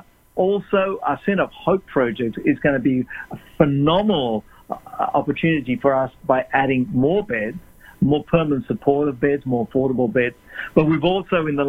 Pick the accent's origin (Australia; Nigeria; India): Australia; moved away as an adult; also born or lived in South Africa; now in Orange County, United States; I was born in South Africa. Parents migrated to Australia when I was only a little boy, 8 years of age. And I've lived in Australia all my life until the last 3 years